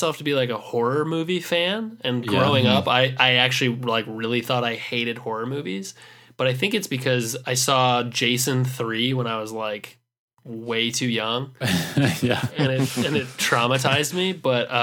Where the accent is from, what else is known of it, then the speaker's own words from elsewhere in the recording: Minnesota, United States; especially being Minnesotan